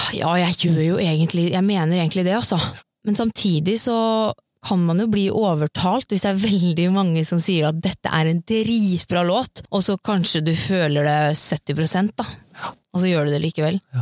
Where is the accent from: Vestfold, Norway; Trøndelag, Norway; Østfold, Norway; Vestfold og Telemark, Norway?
Østfold, Norway; Sarpsborg; moved away as an adult; now in Oslo, Norway; jeg kommer jo egentlig fra Sarpsborg, ja. og flytta til Oslo for tre år siden